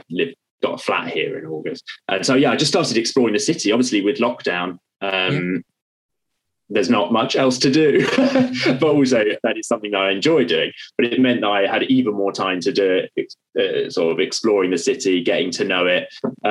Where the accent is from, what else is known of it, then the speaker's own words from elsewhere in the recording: Essex, East of England, United Kingdom; moved away as an adult; now in London, United Kingdom; I moved to London. Well, I grew up in Essex, so not far from London.